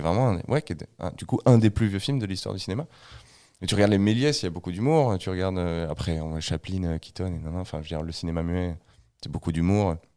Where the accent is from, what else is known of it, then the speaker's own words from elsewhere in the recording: France; je suis français